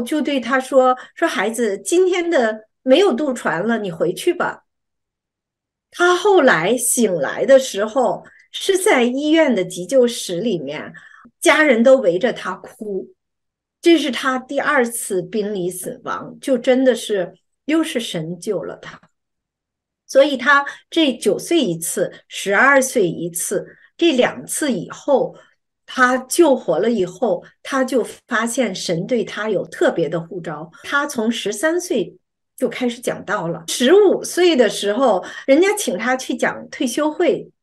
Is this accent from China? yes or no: yes; China; 我们中国人